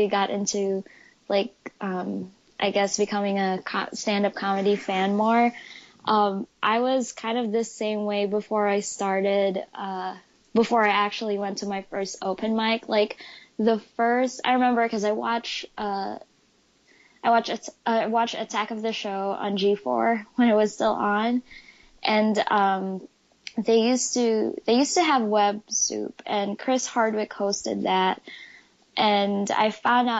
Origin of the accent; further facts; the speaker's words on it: Philippines; now in Michigan, United States; I was born and raised in the Philippines